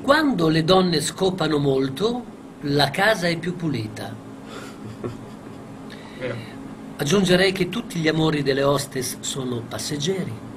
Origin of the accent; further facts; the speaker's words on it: Bologna, Emilia-Romagna, Italy; also born or lived in Crevalcore; sono nato a Crevalcore, qui in provincia di Bologna